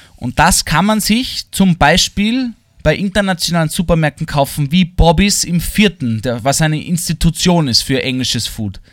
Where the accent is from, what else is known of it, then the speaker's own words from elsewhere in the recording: Vienna, Austria; Für mich als Wiener